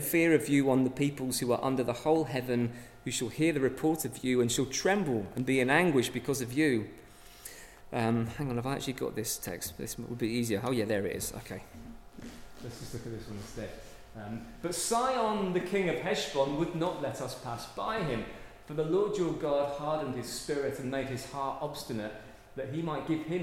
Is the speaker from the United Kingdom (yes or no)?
yes; England, United Kingdom; we come from England